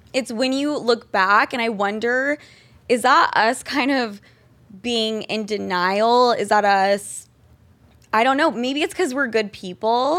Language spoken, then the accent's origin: English; Utah, United States; We are both from Utah.